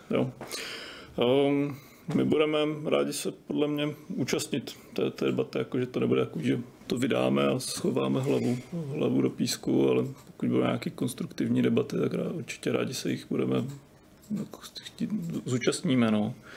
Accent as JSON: {"language": "Czech", "country": "Czechia", "said": "my jako Češi"}